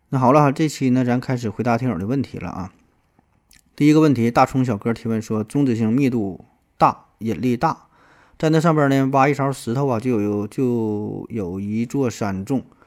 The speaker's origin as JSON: {"language": "Chinese", "country": "China", "said": "咱中国人都是这样儿"}